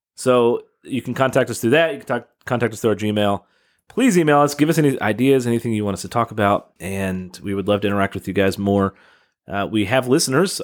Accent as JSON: {"language": "English", "town": "Louisville", "region": "Kentucky", "country": "United States", "tie": "born or raised there", "moved": "as an adult", "lives_now": "Southern Indiana, United States", "said": "I'm born and raised in Louisville"}